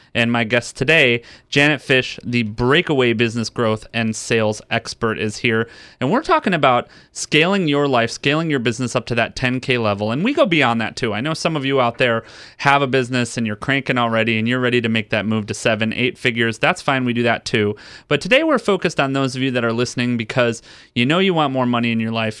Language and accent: English; Detroit, Michigan, United States; I grew up in the Midwest. I tell people, you know, I grew up in Detroit